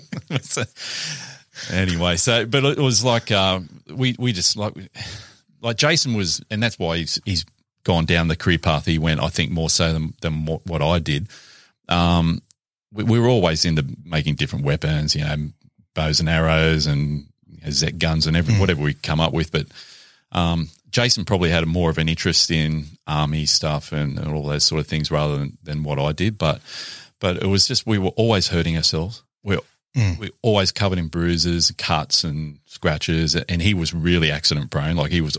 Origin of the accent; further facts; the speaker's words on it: Valentine, New South Wales, Australia; school at Valentine, and then went into the Catholic education system for high school.